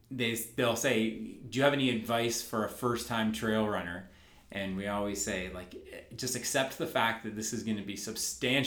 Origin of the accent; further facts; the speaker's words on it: Dundas, Ontario, Canada; I was born and raised in Dundas